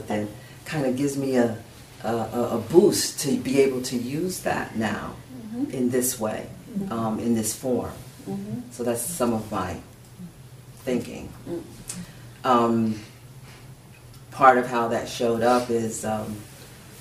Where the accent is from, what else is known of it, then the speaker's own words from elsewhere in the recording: United States; growing up in the United States as a black woman who's bicultural